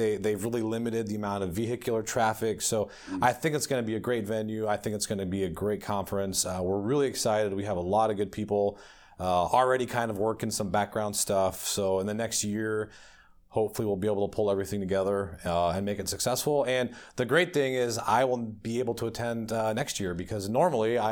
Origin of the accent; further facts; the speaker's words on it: Omaha, Nebraska, United States; I'm from Omaha, Nebraska